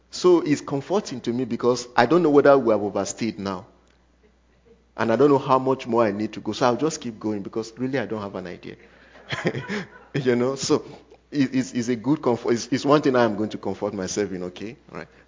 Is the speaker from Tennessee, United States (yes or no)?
yes; Cookeville, Tennessee, United States; I come from Cookeville, so my time is always Cookeville time.